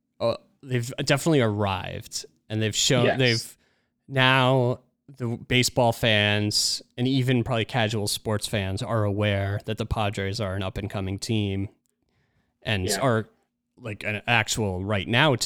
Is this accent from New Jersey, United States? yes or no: yes; New Jersey, United States; I grew up in New Jersey